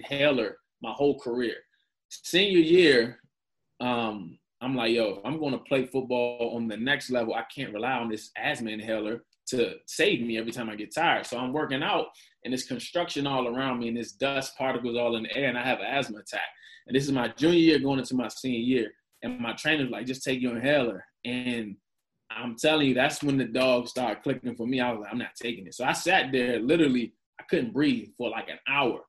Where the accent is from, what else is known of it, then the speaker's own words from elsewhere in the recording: Prince George's County, Maryland, United States; I'm not from that side. So but I grew up between Largo and Seat Pleasant